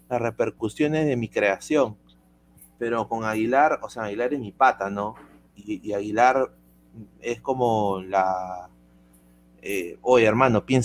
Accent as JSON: {"language": "Spanish", "country": "Peru", "said": "Pero en la, en del fútbol todos somos peruanos, pues, ¿no?"}